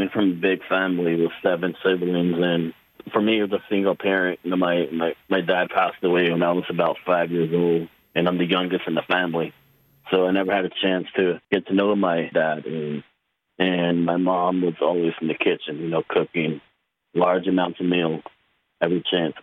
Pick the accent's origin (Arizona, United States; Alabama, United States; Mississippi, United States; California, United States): Arizona, United States; Dennehotso; I'm from a small community called Benahoto, Arizona, which is on the Navajo Nation, northeast area of the Navajo Nation.